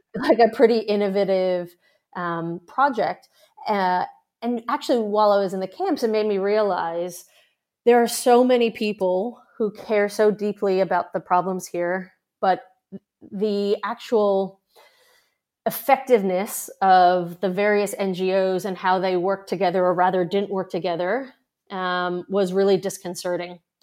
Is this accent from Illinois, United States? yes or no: no; New York, United States; now in Australia; I'm a New Yorker